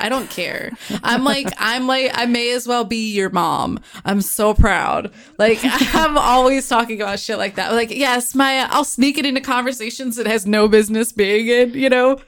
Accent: United States; I'm the American one

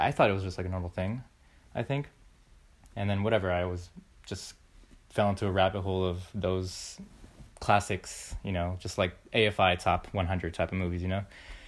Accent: Florida, United States; born there; But I was born in Florida.

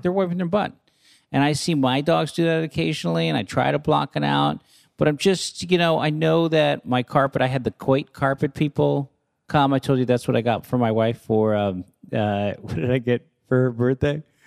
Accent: San Francisco, California, United States; where I grew up in San Francisco in the avenues

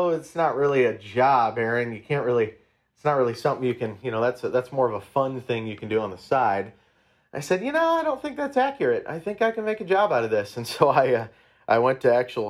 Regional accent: Iowa Falls, Iowa, United States; my hometown of Iowa Falls

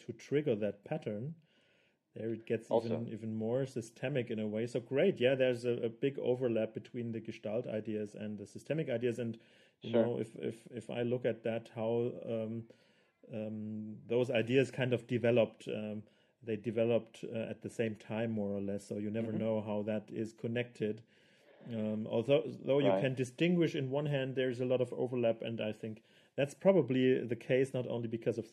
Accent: Swabia, Germany; first language German; English is a second language; now in Munich, Germany; I would say Munich, but I have not been raised in Munich. I didn't grow up here. I'm a Swabian

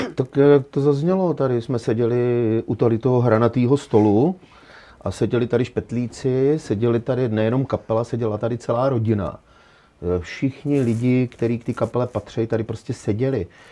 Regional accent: Petříkovice, Hradec Králové Region, Czechia; já jsem z Petříkovic

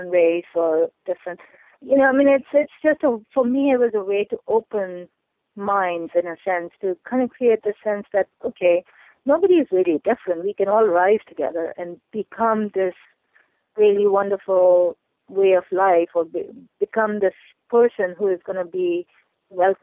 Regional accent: Pakistan; moved away as an adult; now in United States; I grew up in Pakistan

